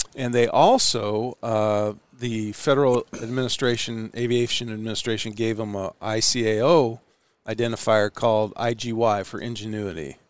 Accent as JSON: {"language": "English", "town": "Ashland", "region": "Nebraska", "country": "United States", "tie": "born or raised there", "also_born_or_lived": "Omaha, Nebraska", "said": "I was born in Omaha and raised right here in Ashland where we're sitting."}